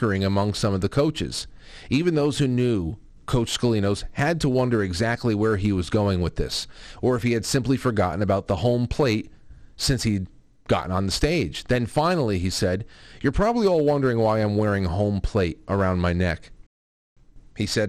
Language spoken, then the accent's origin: English; United States; as an American